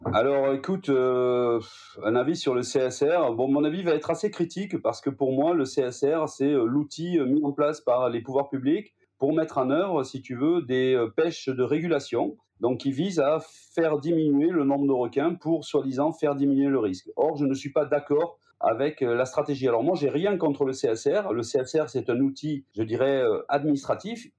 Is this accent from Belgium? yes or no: no; Gers, Occitania, France; je suis né, moi, dans le Gers, pas très loin de l'endroit où est né D'Artagnan